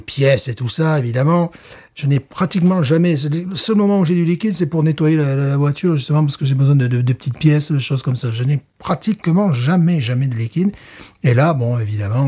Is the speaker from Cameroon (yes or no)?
no; Alès, Occitania, France; moved away; also born or lived in Fontainebleau; dans ma ville natale, à Alès